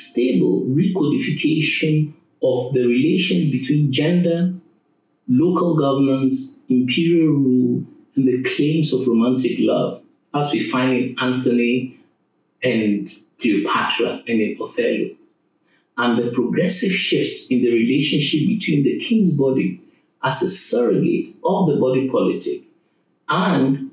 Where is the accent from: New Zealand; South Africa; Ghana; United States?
Ghana; I come from Ghana, and in the Akan culture from which I hail